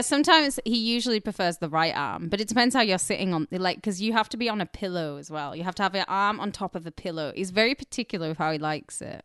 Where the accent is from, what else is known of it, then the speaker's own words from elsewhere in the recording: Carlisle, North West England, United Kingdom; moved away as an adult; now in Los Angeles, United States; I'm from Carlisle